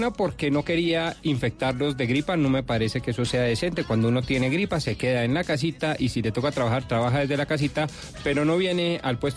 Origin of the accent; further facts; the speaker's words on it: Bogotá, Colombia; Yo salí como bogotano feliz